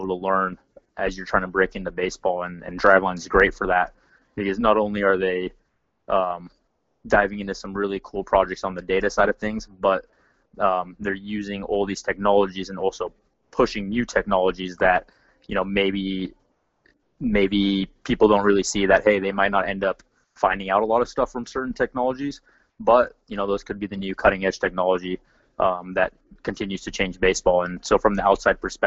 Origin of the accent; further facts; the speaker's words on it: Seattle, Washington, United States; moved away as an adult; also born or lived in Orange, California; I grew up in Seattle, Washington